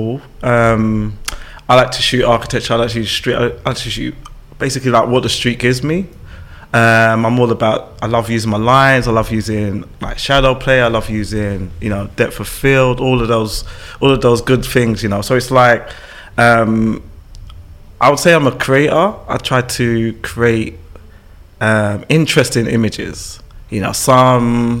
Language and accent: English; London, United Kingdom; I'm born in London, born and raised in London